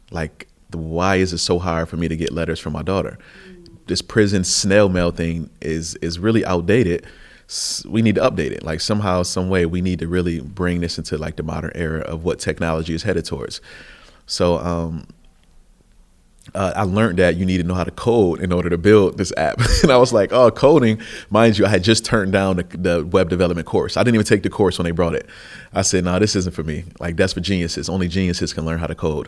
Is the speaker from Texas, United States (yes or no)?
no; Buffalo, New York, United States; I came from Buffalo, which is the third poorest city in the nation, and it's a, you know, a lot of poverty, a lot of oppression, and not much opportunity